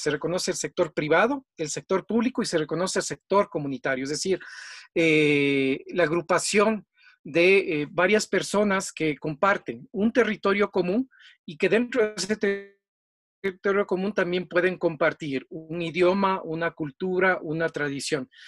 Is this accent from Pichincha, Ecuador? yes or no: yes; Quito, Pichincha, Ecuador; vivo acá en, el Ecuador, en la ciudad de Quito, soy quiteño